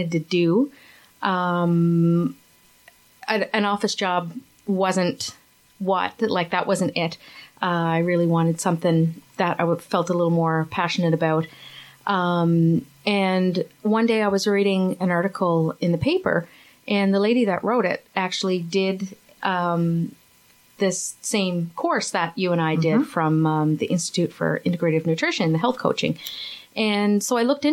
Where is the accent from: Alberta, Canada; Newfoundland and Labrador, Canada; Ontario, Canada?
Newfoundland and Labrador, Canada; Grand Falls-Windsor; also born or lived in St. John's; I'm originally from Newfoundland, from Grand Falls. That's in the center of the province. Grew up there